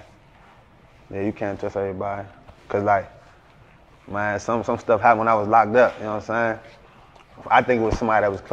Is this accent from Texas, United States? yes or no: no; Woodbridge, Virginia, United States; also born or lived in Maryland; I'm from Woodbridge